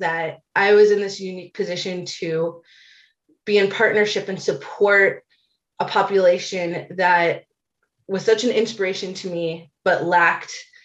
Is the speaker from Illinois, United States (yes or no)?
yes; Chicago, Illinois, United States; I have many wonderful memories of growing up in Chicago